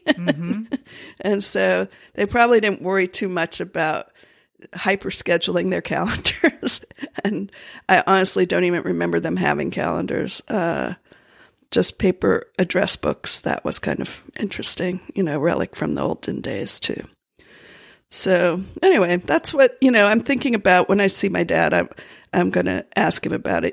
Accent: Florida, United States; moved away; I grew up in Florida

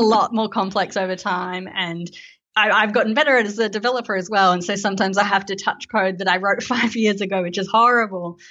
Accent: Melbourne, Victoria, Australia; I am from Melbourne in Australia

